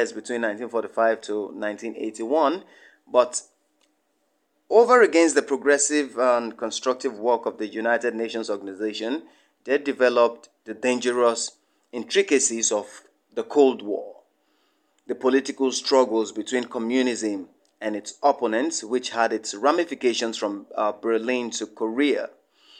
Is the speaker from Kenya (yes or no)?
no; Kogi, Nigeria; from Nigeria, Kogi State, to be precise.